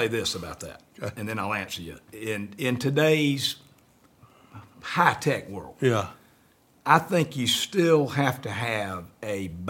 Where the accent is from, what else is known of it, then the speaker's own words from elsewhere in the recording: Greenville, South Carolina, United States; I'm from Greenville, South Carolina.